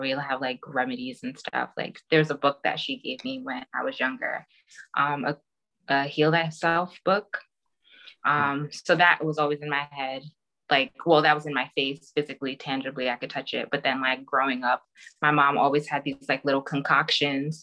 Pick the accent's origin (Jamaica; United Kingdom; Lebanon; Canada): Jamaica; I'm Jamaican